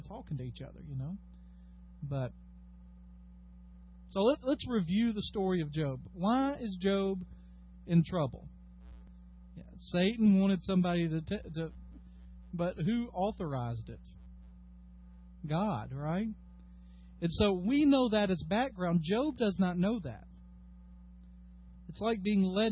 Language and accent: English; United States; As American Christians